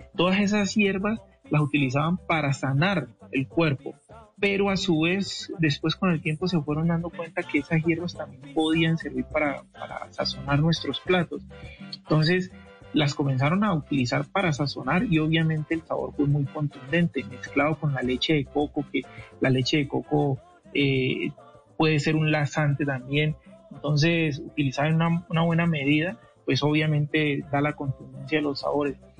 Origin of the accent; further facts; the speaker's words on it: Cali, Valle del Cauca, Colombia; yo nací en Cali